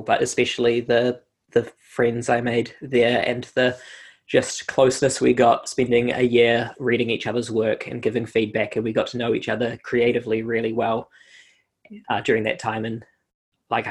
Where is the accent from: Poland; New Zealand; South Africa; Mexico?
New Zealand; Christchurch, Canterbury; moved away as an adult; also born or lived in Denmark; I grew up in Christchurch. I was there for almost all of my life until I turned 22